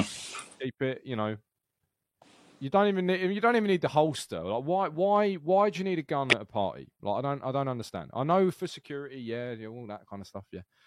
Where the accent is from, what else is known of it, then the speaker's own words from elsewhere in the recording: United Kingdom; unusually for a Brit